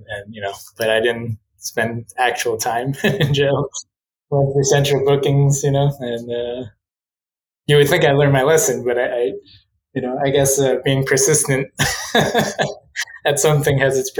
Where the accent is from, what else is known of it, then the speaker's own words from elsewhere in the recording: New York City, New York, United States; moved away as an adult; now in Pasadena, United States; I was born and raised in New York and, you know, grew up in Queens, so in an area called Bayside